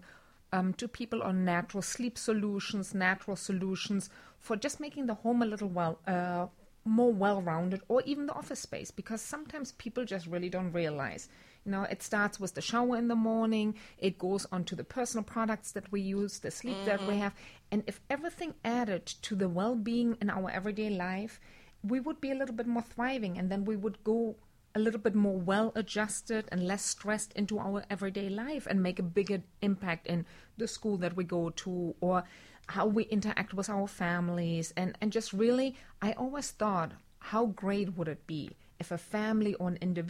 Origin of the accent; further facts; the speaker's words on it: Germany; English is a second language; moved away as an adult; now in United States; I grew up on a family farm on the Dutch border in Germany.